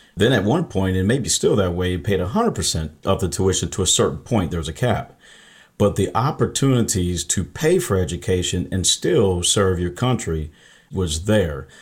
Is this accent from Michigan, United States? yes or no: yes; Michigan, United States; I'm from Michigan